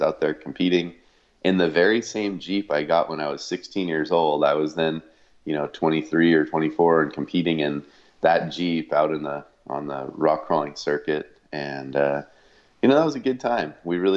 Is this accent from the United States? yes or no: yes; East Bay, California, United States; I grew up, you know, kind of in a small town. It's not as small as it used to be, but a small town in the East Bay, California